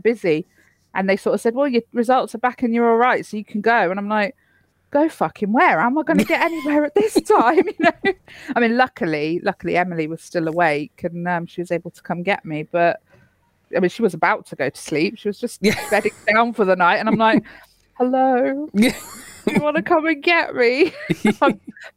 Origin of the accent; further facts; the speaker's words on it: Cornwall, South West England, United Kingdom; I am Cornish